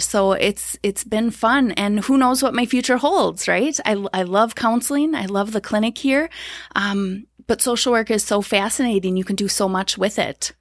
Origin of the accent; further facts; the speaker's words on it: Blaine, Minnesota, United States; I grew up in the Twin Cities, so Blaine, Minnesota.